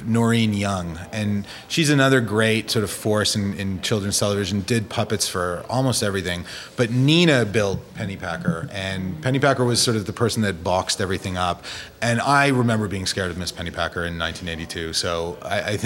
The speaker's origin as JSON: {"language": "English", "town": "Toronto", "region": "Ontario", "country": "Canada", "tie": "born or raised there", "said": "I grew up in Toronto, so I went to Simpsons"}